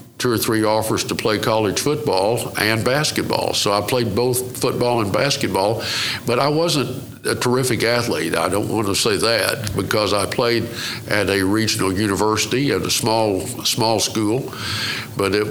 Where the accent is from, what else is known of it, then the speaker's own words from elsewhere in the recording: Muskogee, Oklahoma, United States; also born or lived in Stigler, Oklahoma; I was born in Muskogee, Oklahoma